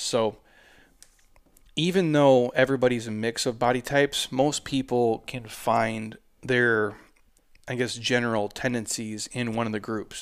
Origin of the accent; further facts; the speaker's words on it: Minnesota, United States; also born or lived in Southwest US; now in Southwest, United States; I'm from Minnesota.